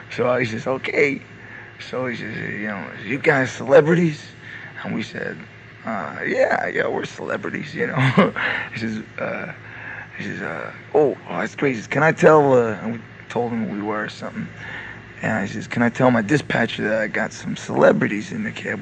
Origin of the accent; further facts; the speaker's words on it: New Jersey, United States; We're from New Jersey